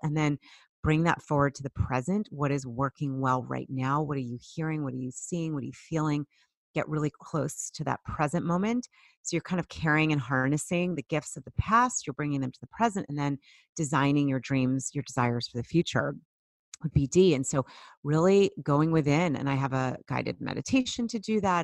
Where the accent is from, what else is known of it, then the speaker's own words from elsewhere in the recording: Boston, Massachusetts, United States; I grew up in the Boston area